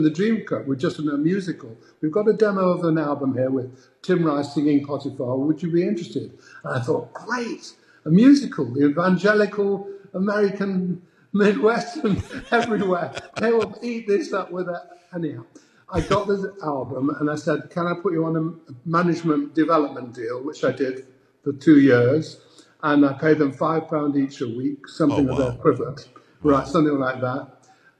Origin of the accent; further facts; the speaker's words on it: England, United Kingdom; I'm from England